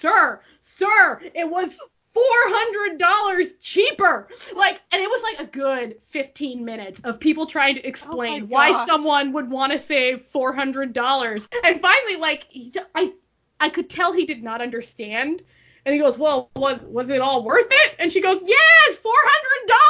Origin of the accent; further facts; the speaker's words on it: Canada; my mom married a Canadian and I grew up in Canada, so I'm Canadian